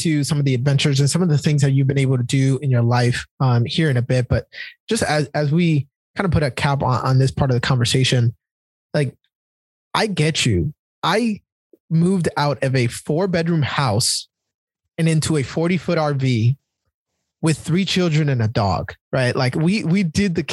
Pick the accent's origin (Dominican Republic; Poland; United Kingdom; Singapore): Dominican Republic; now in United States; I grew up in Dominican Republic with like a tin roof over my head